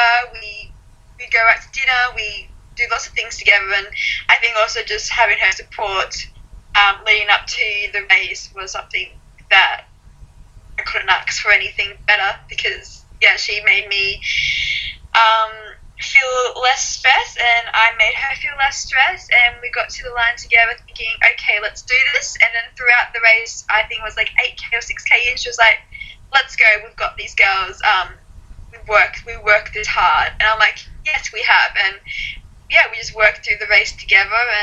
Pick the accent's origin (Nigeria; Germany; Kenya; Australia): Australia; Gold Coast, Queensland; I'm from the Gold Coast, so, I go to the beach or go to cafes